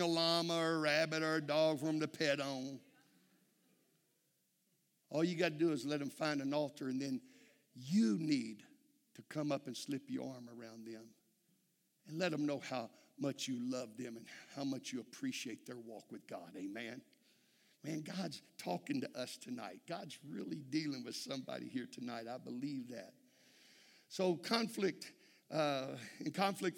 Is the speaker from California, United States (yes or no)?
no; Texas, United States